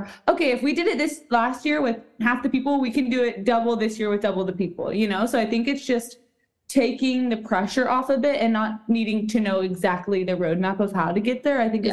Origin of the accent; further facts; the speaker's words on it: Austin, Texas, United States; my hometown, which is Austin, Texas.